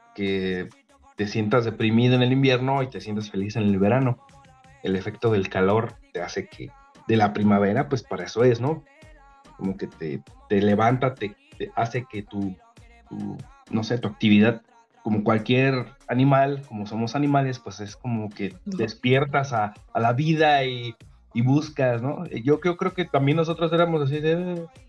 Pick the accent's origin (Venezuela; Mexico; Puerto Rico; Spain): Mexico; now in Bulgaria; los que somos mexicanos